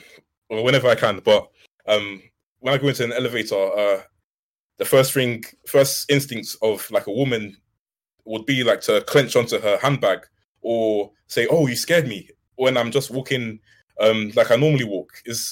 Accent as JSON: {"language": "English", "region": "London", "country": "United Kingdom", "said": "I come from South London, and I'm Nigerian as well"}